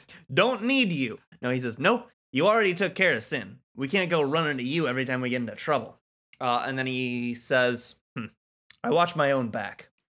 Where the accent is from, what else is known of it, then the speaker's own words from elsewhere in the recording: Muskegon, Michigan, United States; my hometown, Muskegon, at least one, Muskegon, Michigan